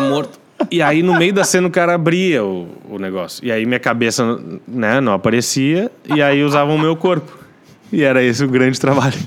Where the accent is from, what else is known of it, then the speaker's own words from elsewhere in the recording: Novo Hamburgo, Rio Grande do Sul, Brazil; moved away as an adult; also born or lived in Rio de Janeiro; now in São Paulo, Brazil; Nasci, é. Fui parido lá. E aí fui criado aqui no Sul.